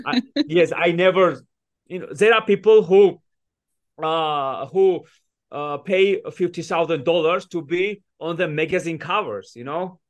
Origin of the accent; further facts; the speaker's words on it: Georgia; moved away; also born or lived in United States; I was born in Georgia